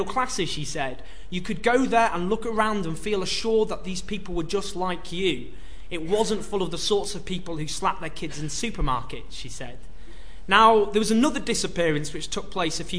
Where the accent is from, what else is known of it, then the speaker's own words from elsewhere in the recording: Stockport, North West England, United Kingdom; I grew up in Stockport, just near Hyde